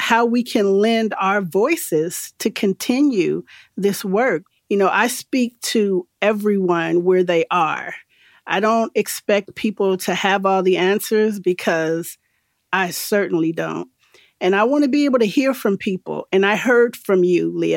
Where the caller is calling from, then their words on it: Bay Area, California, United States; calling in from the Bay Area, Ohlone territory